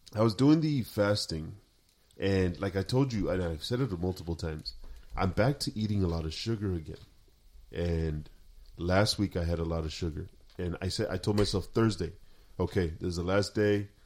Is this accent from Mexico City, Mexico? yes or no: no; Sinaloa, Mexico; moved away; we're from Sinaloa.